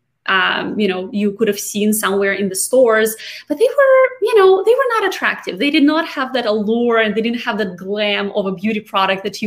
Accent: Siberia, Russia; moved away as an adult; now in United States; I'm actually from Siberia

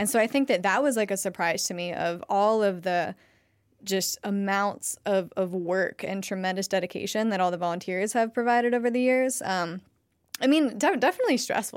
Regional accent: Ohio, United States; moved away as an adult; now in Asheville, United States; I'm from Ohio.

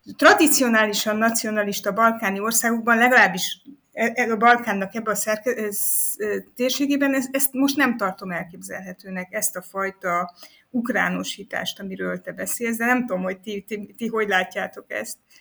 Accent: Transylvania, Romania; az én személyi igazolványomban azt írja, angolul és franciául, hogy nationality, vagy nationality, hogy román

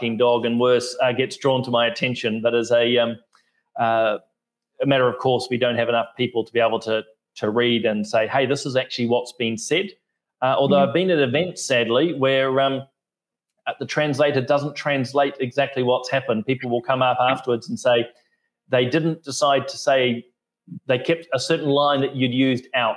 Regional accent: New Zealand; as a Kiwi politician

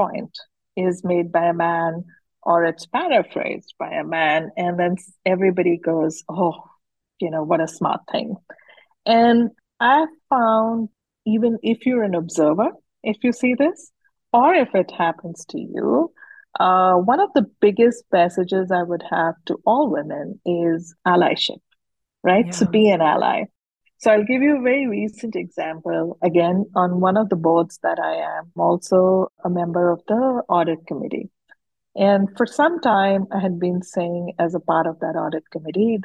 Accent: Udaipur, Rajasthan, India; I grew up in Udaipur, which is a small town in Rajasthan.

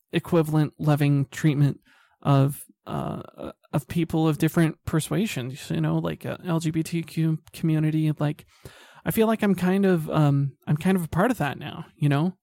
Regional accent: Salt Lake City, Utah, United States; I grew up in Salt Lake City

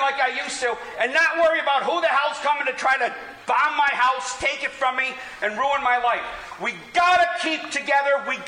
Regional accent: United States; I've lived all my life as an American

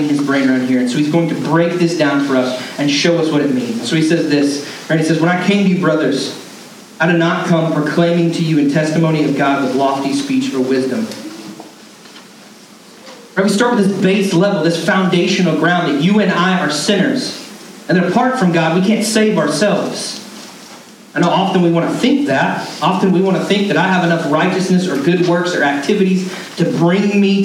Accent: Canton, Georgia, United States; I grew up in North Georgia and in a redneck town

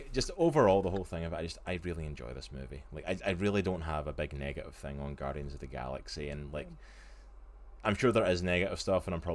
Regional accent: Scotland, United Kingdom; I am Scottish

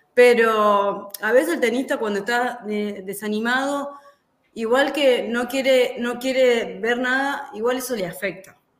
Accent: Argentina; como argentinos

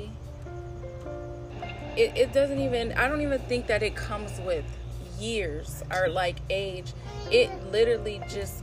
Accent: Los Angeles area, California, United States; I'm from here. I grew up here

